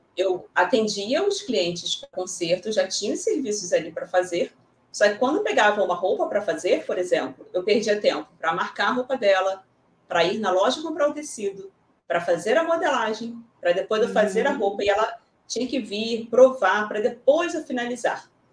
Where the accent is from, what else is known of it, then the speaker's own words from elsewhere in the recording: Rio de Janeiro, Brazil; aqui no Rio de Janeiro mesmo, sou carioca